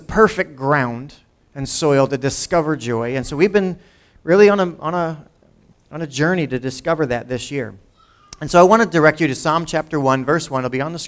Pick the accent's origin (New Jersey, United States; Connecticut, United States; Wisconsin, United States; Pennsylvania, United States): New Jersey, United States; Lawrence; also born or lived in Pennington, New Jersey; I grew up in Lawrence, went to high school with people from Washington Township as they were busing them out to Lawrence many years ago.